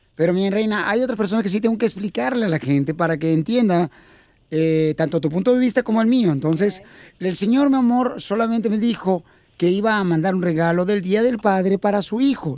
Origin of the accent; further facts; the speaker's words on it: Ocotlán, Jalisco, Mexico; now in United States; mi padre también se vino a Estados Unidos y nos quedamos mi mamá y yo en Ocotlán, Jalisco